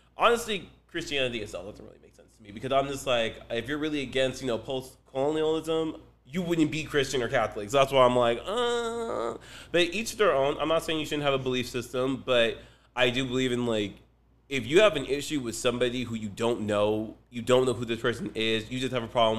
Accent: Nigeria; also born or lived in Belgium; now in United States; I'm Nigerian, I was born in Belgium, and then, like, I'm a U.S. sit.

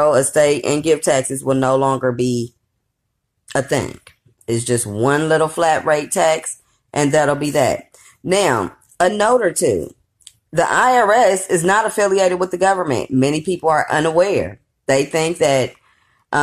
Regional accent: California, United States; I grew up in California

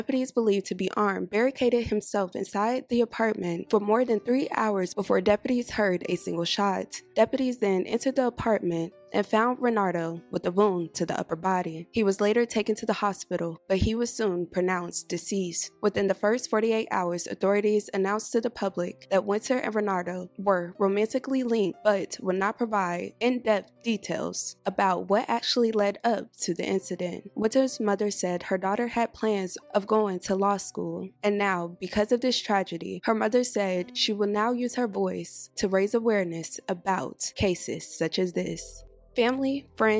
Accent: United States; I'm from Carolina as well

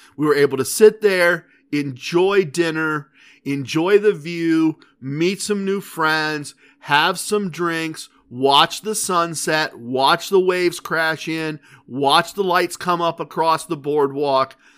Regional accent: Ohio, United States; We're from Ohio.

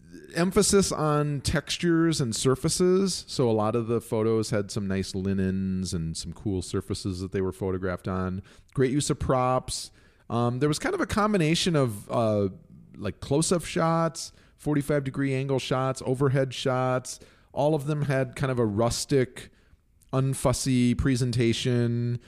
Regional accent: Mexico City, Mexico; I grew up in Mexico City, and Diana Kennedy's recipes are the only recipes that are authentic.

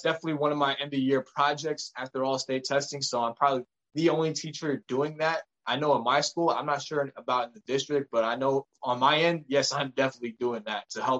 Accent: United States; I was born in the States

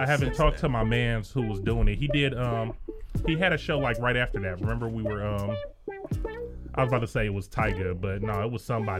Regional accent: Detroit, Michigan, United States; now in Phoenix, United States; that back home feel about being back in Detroit

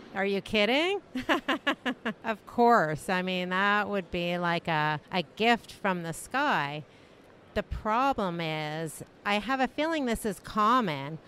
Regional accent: Canada; I'm from Canada

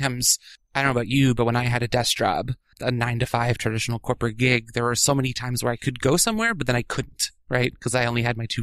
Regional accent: Washington, District of Columbia, United States; I grew up in D.C., just outside D.C. in the burbs

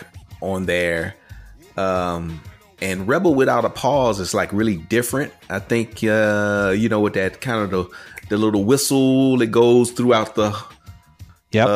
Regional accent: Texas, United States; growing up in Texas was a coastal thing

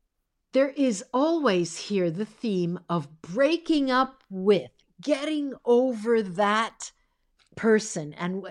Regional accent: United States; also born or lived in Italy; very young. My parents immigrated to the United States and I was 6 months old.

